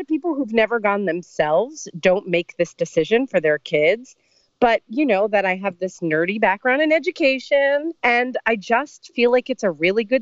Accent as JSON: {"language": "English", "region": "New Jersey", "country": "United States", "tie": "born or raised there", "said": "I grew up in New Jersey"}